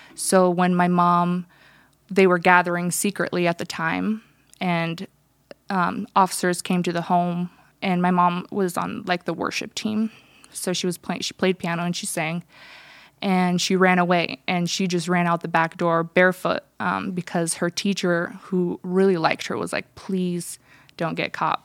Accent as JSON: {"language": "English", "country": "United States", "tie": "born or raised there", "first_language": "Russian", "second_language": "English", "said": "I was born in America."}